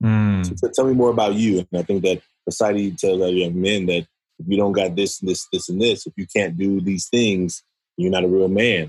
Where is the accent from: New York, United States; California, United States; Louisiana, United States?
California, United States; Oakland; I'm from Oakland, California. I was raised by a single mother. I went through a lot of struggles growing up in Oakland